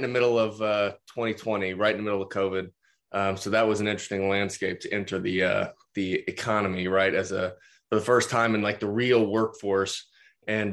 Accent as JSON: {"language": "English", "town": "Tulsa", "region": "Oklahoma", "country": "United States", "also_born_or_lived": "upstate New York", "said": "I'm from Tulsa, Oklahoma"}